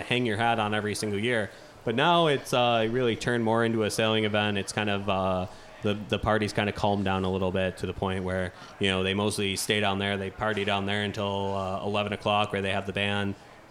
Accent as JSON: {"language": "English", "town": "Youngstown", "region": "New York", "country": "United States", "said": "I'm from Youngstown, New York"}